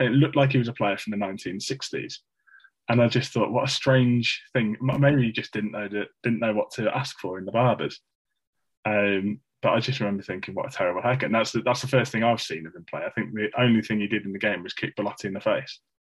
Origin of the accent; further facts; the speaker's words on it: Midlands, United Kingdom; accent: Midlands; my monotone Midlands accent